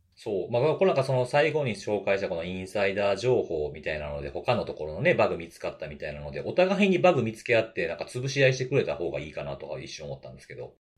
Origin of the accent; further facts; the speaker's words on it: Kansai, Japan; accent: Kansai-ben; 僕はしかも関西弁やし